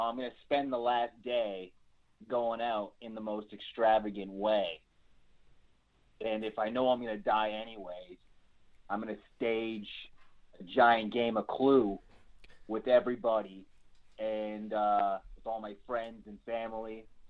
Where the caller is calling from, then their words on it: Canada; I'm calling from across the river in Canada.